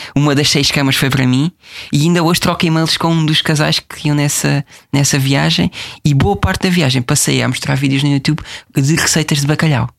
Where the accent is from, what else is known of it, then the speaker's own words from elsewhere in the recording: Portugal; gosto muito da minha terra, que é Brantes